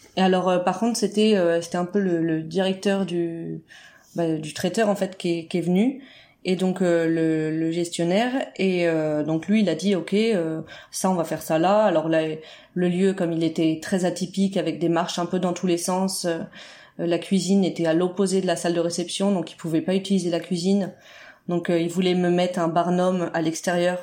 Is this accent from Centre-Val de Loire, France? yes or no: yes; Berry, Centre-Val de Loire, France; on est originaire du centre de la France